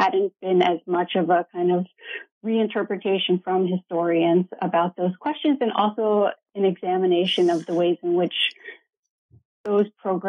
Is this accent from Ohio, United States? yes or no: yes; Ohio, United States; also born or lived in Iowa; So I grew up in Ohio in a small college town, and I am the child of political scientists